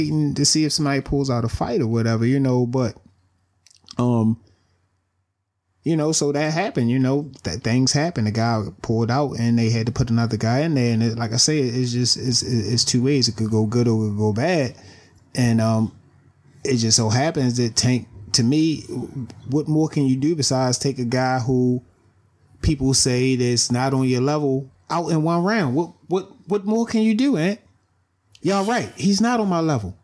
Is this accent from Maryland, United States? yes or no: yes; Baltimore, Maryland, United States; I'm from Baltimore